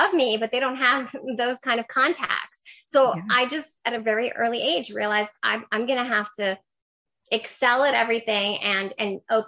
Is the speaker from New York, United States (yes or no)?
yes; New York City, New York, United States; English is a second language; now in Washington, D.C., United States; I grew up in New York City. Okay. I'm originally from Queens. I grew up with my mom and my grandmother, who are immigrants from Ecuador.